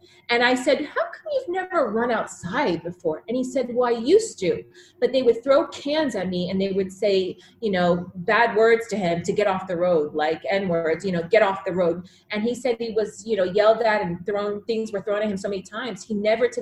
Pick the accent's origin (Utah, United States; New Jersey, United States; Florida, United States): Florida, United States; Fort Lauderdale; I grew up in South Florida, Fort Lauderdale.